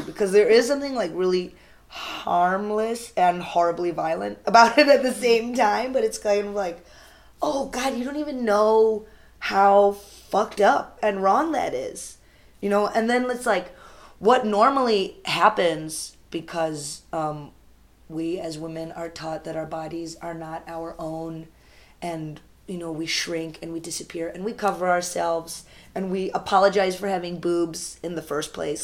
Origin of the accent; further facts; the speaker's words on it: United States; I'm Indian American and I'm very American